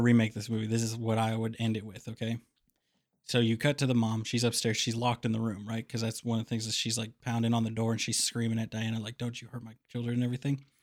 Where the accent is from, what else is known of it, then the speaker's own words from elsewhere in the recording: Kansas City, United States; Growing up in Kansas City, there's lots of really good tattoo parlors